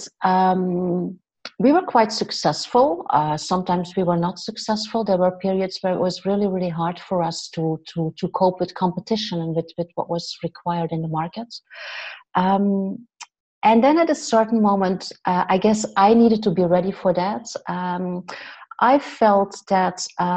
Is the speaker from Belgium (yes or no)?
yes; West Flanders, Belgium; also born or lived in Ghent area, Belgium / Andalusia, Spain; now in Ghent, Belgium; I'm Belgian. I'm from West Flanders, this tiny little town